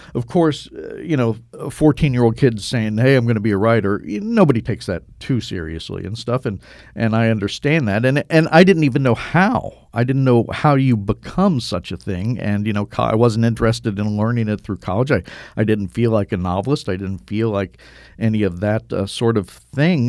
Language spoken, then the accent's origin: English; Cincinnati, Ohio, United States; I grew up in Cincinnati, Ohio